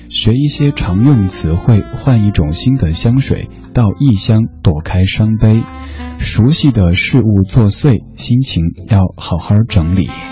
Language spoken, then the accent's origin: Chinese; Chengdu, Sichuan, China; 我的家乡成都